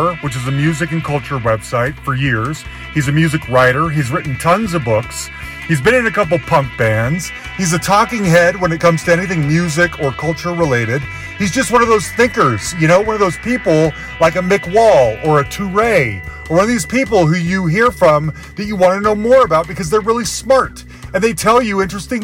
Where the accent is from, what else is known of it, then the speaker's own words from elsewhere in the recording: Salt Lake City, Utah, United States; now in Denver, United States; I'm originally from Salt Lake City